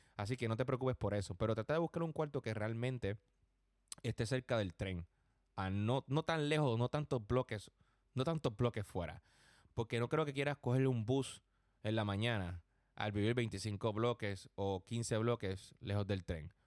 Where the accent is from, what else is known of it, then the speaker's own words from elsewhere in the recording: Puerto Rico; now in New York, United States; Yo soy puertorriqueño